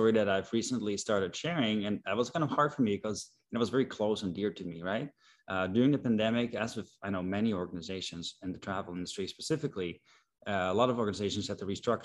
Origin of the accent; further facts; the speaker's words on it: Netherlands; moved away as an adult; now in United States; I am originally Dutch. I'm from the Netherlands.